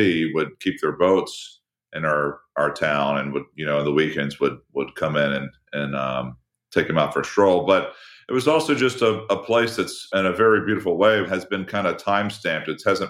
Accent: Deale, Maryland, United States; it's a pretty small town. I mean, less than 5,000 people. But it was a really interesting place to grow up. I mean, we grew up right on the Chesapeake Bay. You could look out our front window and see the bay from there.

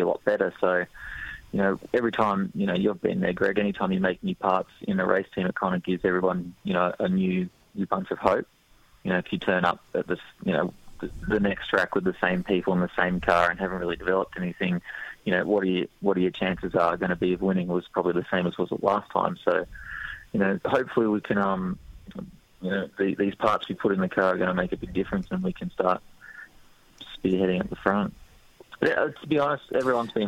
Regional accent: Australia; we're Australian

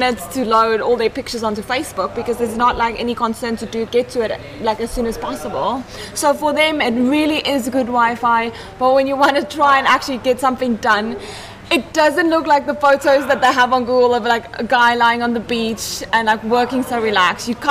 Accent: Johannesburg, Gauteng, South Africa; moved away as an adult; also born or lived in Thailand; I'm from Johannesburg

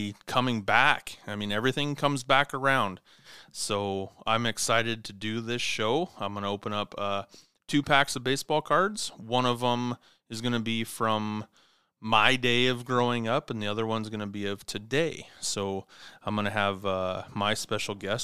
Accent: Clarkston, Washington, United States; from Clarkston, Washington, my hometown

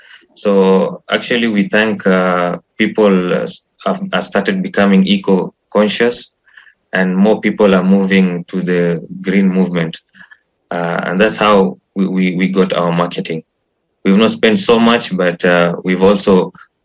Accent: Nairobi, Kenya; I was born in Kenya, Nairobi. I've studied there.

